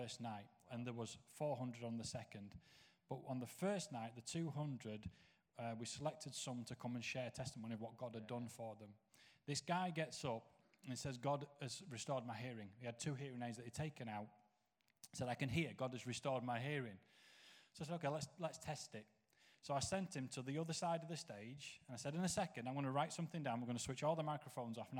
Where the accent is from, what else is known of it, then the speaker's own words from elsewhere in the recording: Knottingley, Yorkshire and the Humber, United Kingdom; I grew up Nottingley in West Yorkshire on an estate called Warwick Estate